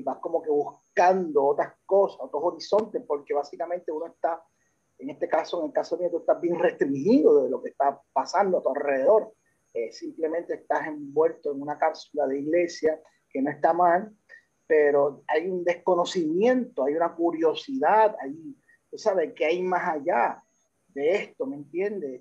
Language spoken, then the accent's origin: Spanish; Puerto Rico; also born or lived in United States; soy de padre puertorriqueño, de madre dominicana, nací en Estados Unidos y llegué a, esta isla en el 1979 a la edad en segundo grado. De ahí pues hemos eh, estado acá permanente